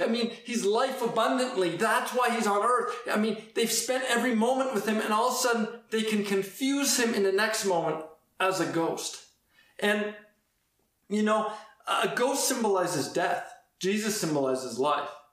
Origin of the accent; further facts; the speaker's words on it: Edmonton, Alberta, Canada; I grew up in Edmonton